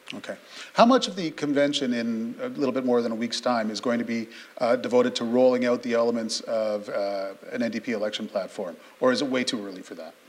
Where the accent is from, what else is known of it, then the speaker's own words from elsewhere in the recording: Sarnia, Ontario, Canada; from where I grew up in Sarnia